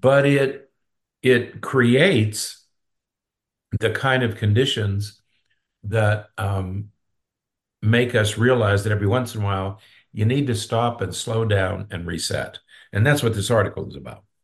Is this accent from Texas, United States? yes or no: no; Pennsylvania, United States; now in Florida, United States; I'm from Pennsylvania